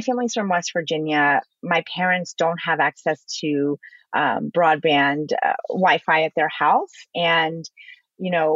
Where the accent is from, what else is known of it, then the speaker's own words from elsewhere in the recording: China; now in United States; I was born in China. I came to America